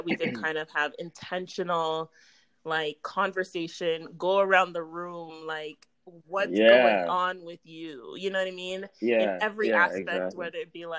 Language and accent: English; Brampton, Ontario, Canada; Brampton, I was from Brampton